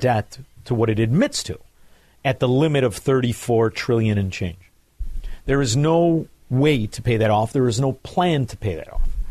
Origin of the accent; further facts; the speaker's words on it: Chicago, Illinois, United States; I'm from Chicago, Illinois